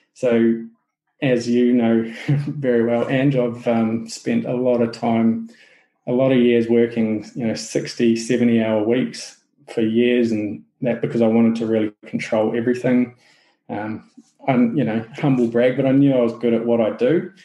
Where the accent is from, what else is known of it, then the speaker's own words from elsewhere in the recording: New Zealand; accent: Kiwi; my Kiwi accent